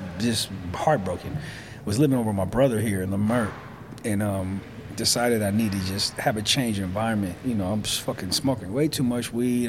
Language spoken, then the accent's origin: English; Los Angeles, California, United States; also born or lived in Atlanta / Brooklyn, New York; I'm from here, born